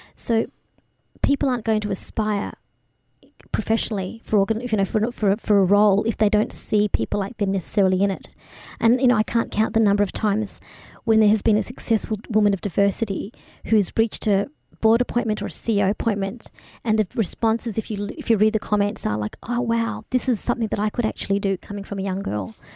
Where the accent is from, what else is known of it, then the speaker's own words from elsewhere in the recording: Bendigo, Victoria, Australia; also born or lived in Kenya; I grew up in Bendigo